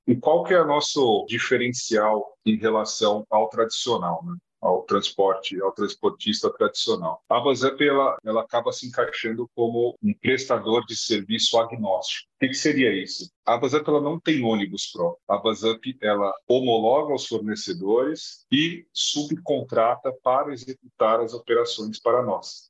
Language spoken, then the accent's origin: Portuguese; Brazil; que sou brasileiro